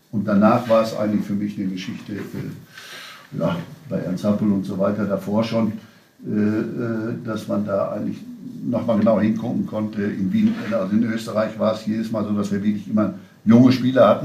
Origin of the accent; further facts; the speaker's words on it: North Rhine-Westphalia, Germany; ich bin Westfale